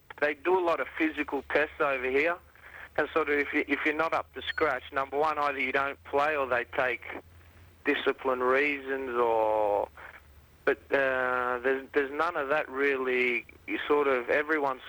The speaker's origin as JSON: {"language": "English", "country": "Australia", "moved": "as an adult", "lives_now": "Italy", "said": "here they're calling me the Ital-Australian"}